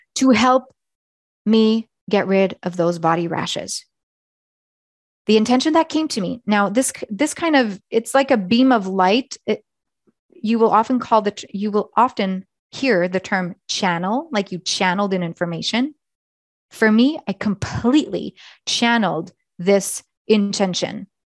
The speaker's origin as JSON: {"language": "English", "region": "Eastern Canada", "country": "Canada", "tie": "born or raised there", "also_born_or_lived": "Nepal", "moved": "as an adult", "lives_now": "Alberta, Canada", "said": "my home is in Eastern Canada or where I grew up"}